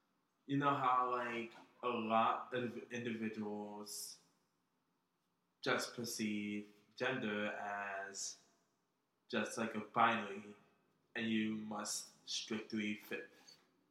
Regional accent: Philadelphia, Pennsylvania, United States; born and raised in West Philly

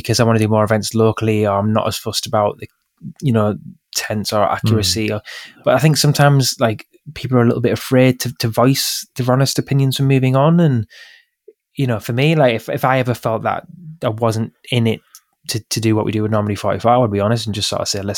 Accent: Middlesbrough, North East England, United Kingdom; Captain Cook was from my hometown

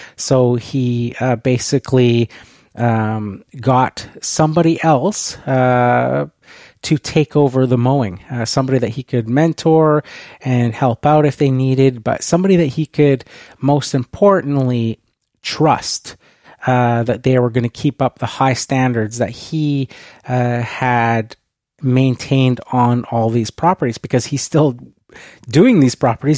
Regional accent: Canada; being Canadian

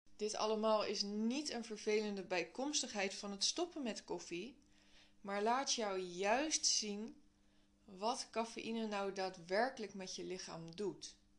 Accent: Netherlands; wij als Nederlanders

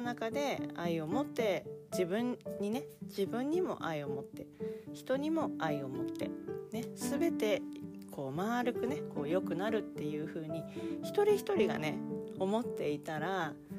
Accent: Japan; 私は割と日本人に生まれてきたことを割とこうなんていうかな誇りを感じている生き物だったんだな

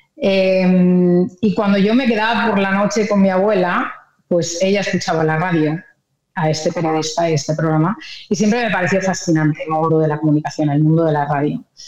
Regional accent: Madrid, Community of Madrid, Spain; moved away; Yo nací en Madrid, eh, nací en, la capital, soy madrileña

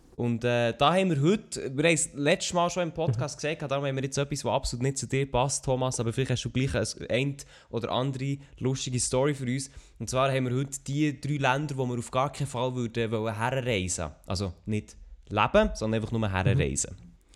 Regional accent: Switzerland; als Schweizer auf YouTube etwas gross zu reissen, also mit schweizerdeutschem Content, ist nicht einfach

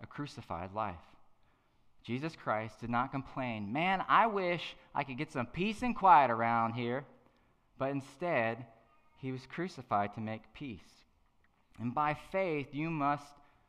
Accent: Madison, Virginia, United States; I'm from a little farm town called Madison, Virginia.

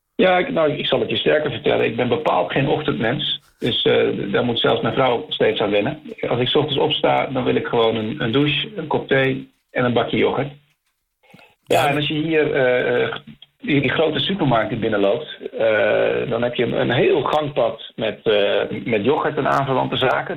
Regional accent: Netherlands; now in Chile

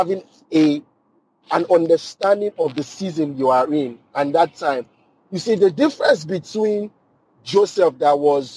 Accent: Nigeria; now in United States; I grew up in Nigeria driving stick shift

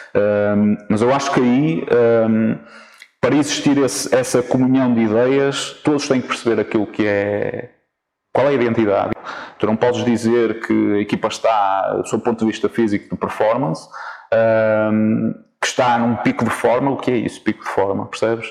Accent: Vila Nova de Famalicão, Norte, Portugal; also born or lived in Coimbra; vim para Famalicão, onde, onde cresci, portanto sou famalicense

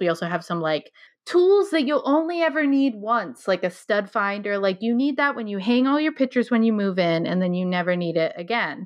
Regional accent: Scituate, Rhode Island, United States; I grew up in Situate, so I was there from grade four, um, until a couple years ago when I moved out of my parents' house

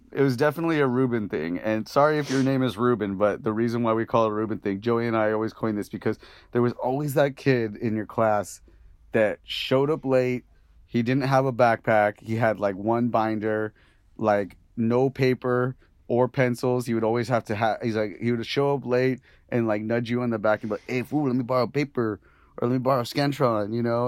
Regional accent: Santa Ana, California, United States; I grew up in Santa Ana

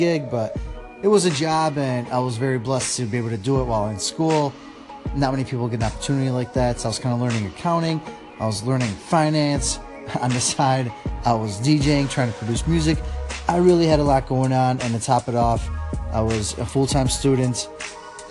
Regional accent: Chicago, Illinois, United States; also born or lived in Poland; Then came here at the age of 5 to America, and I've been pretty much raised in Chicago, the Chicagoland area, all my life

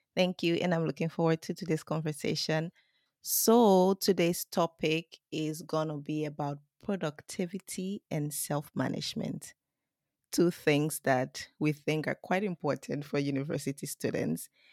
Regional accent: Liberia; now in Japan; I come from Liberia

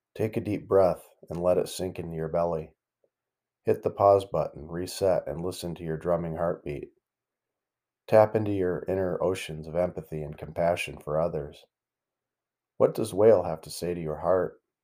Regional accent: the Great Lakes region in the Midwest, United States; Growing up in the Great Lakes region in the Midwest

